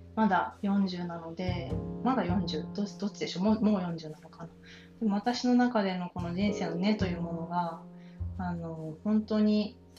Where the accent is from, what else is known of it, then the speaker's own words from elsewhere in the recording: Kanto plain, Japan; 関東の平野で平凡なあの埼玉と鹿児島の人のハーフとして生まれで愛されて長女として育ち